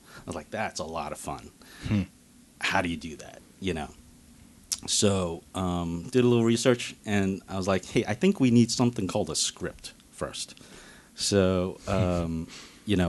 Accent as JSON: {"language": "English", "town": "New York City", "region": "New York", "country": "United States", "tie": "born or raised there", "said": "I grew up in Brooklyn."}